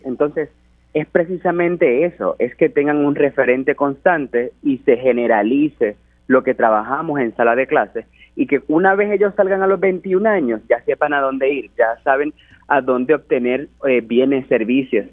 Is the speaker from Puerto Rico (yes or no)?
yes; Puerto Rico; ser el primer puertorriqueño